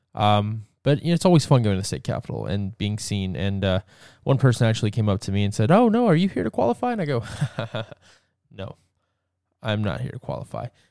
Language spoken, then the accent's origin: English; Georgia, United States; my home state of Georgia